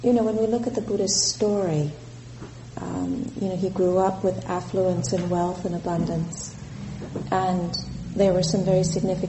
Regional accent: Southern California, United States; moved away as an adult; also born or lived in Santa Cruz, California; now in Colorado, United States; I was born in California. I was born in Southern California, and I came to Santa Cruz in 1979 to go to university here

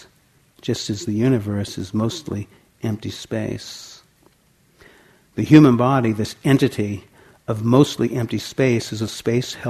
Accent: Santa Cruz, California, United States; my hometown in Santa Cruz

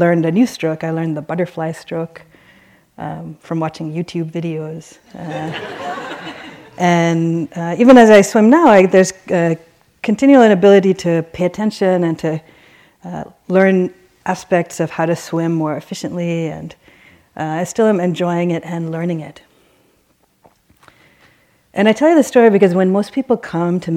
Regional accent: Baltimore, Maryland, United States; I grew up in Baltimore. And my family were immigrants from Sri Lanka

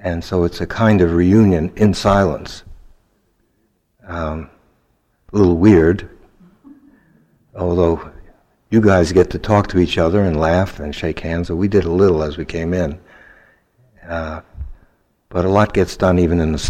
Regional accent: New York City, New York, United States; I had had bad experiences growing up in Brooklyn by being beaten up by Italian kids all the time

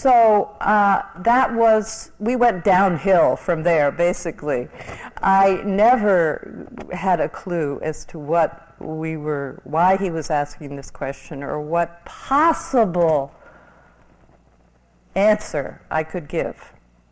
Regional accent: New York City, New York, United States; now in Los Angeles, United States; I was a transplant from New York City to Los Angeles, and I had a background in psychology

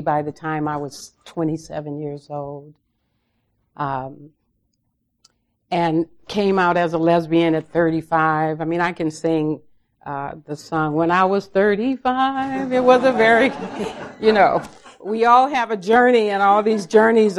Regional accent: Los Angeles, California, United States; I was raised in South Central Los Angeles

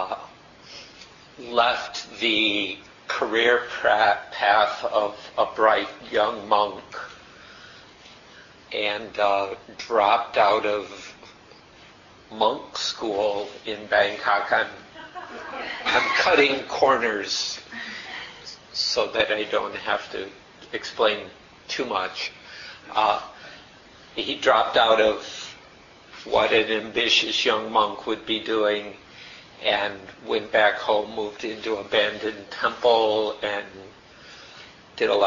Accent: United States; accent: Chicago style; first language English; moved away as an adult; also born or lived in Thailand; I grew up in America, so I spoke a certain form of English relatively well, Chicago style

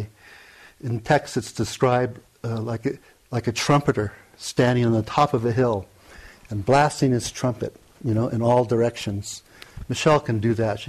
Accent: Hawaii, United States; I grew up, born and raised in Hawaii

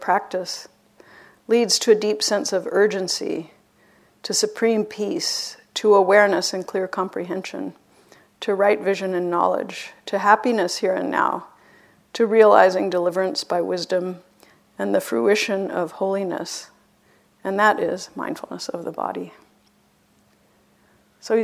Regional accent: Boston, Massachusetts, United States; I'm even from Boston

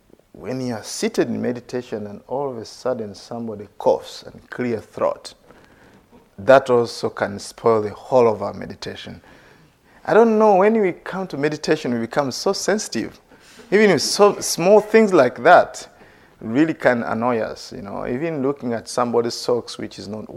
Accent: Uganda; As a young boy growing up in Uganda

